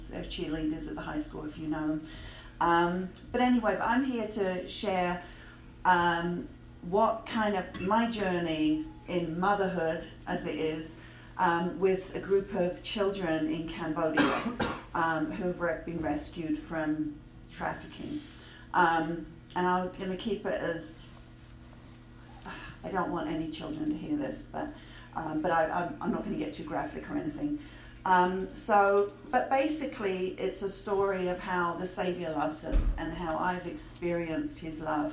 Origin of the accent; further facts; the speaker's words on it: England, United Kingdom; moved away; I grew up in England